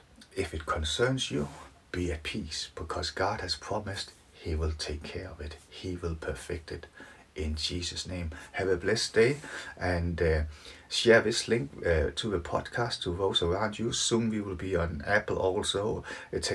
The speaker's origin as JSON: {"language": "English", "country": "Denmark", "moved": "yes", "lives_now": "Leeds, United Kingdom", "said": "I'm from Denmark, living in Leeds"}